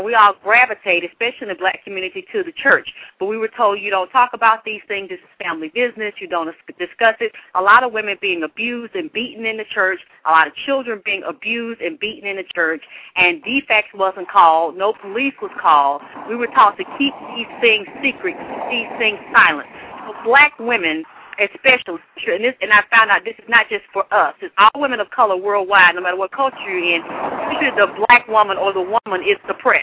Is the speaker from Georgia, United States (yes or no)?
yes; Atlanta, Georgia, United States; I grew up down here in Atlanta, Georgia